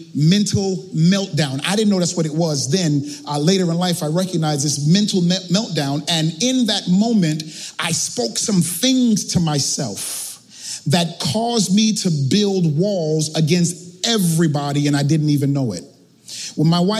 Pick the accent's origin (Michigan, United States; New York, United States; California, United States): New York, United States; New York City; I'm from Brooklyn, right? Yeah. I'm from East New York